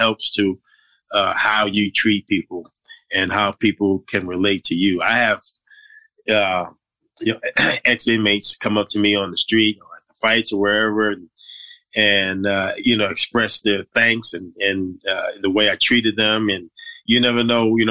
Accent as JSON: {"language": "English", "town": "New York City", "region": "New York", "country": "United States", "tie": "born or raised there", "said": "growing up in Brooklyn"}